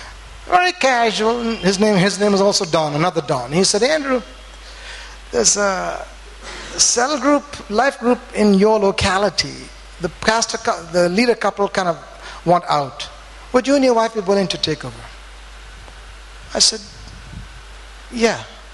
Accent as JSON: {"language": "English", "town": "Bangalore", "region": "Karnataka", "country": "India", "said": "Now, here's my background. I came from Bangalore, teaching in cottons, worship leader, Wednesday night Bible study"}